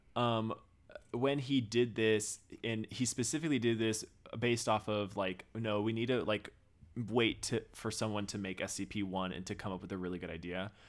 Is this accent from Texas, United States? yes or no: yes; Texas, United States; moved away; growing up in Texas, we do crawfish boils because we're right next to Louisiana